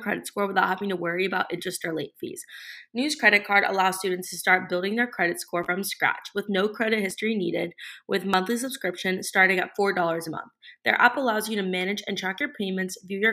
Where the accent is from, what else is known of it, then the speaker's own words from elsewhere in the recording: South Florida, United States; I grew up in South Florida